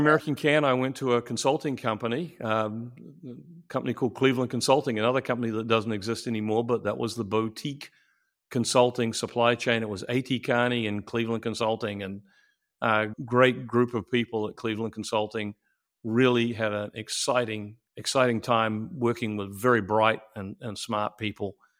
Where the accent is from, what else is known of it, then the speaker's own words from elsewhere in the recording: New Zealand; moved away as an adult; I'm a, uh, New Zealander born and raised